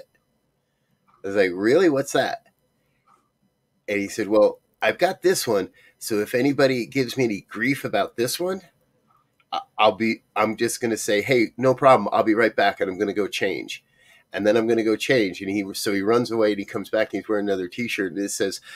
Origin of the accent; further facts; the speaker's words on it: Northeast, United States; I was raised in the Northeast that was so racist